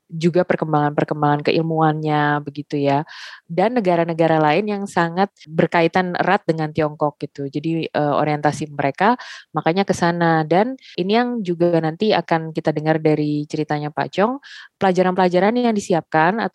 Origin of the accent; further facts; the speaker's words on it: Indonesia; born there; tapi Indonesia juga mengakui aku sebagai warga negara mereka karena aku lahir di Indonesia gitu.